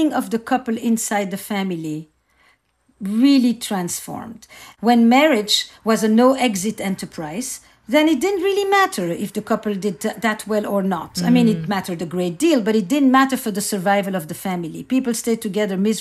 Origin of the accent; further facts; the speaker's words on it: Antwerp, Flanders, Belgium; I grew up in Antwerp, in Belgium